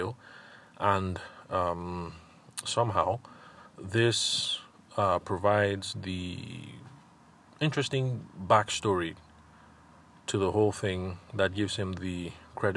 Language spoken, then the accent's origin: English; Benue, Nigeria; like I am, I'm Tiva, I'm from Benue State.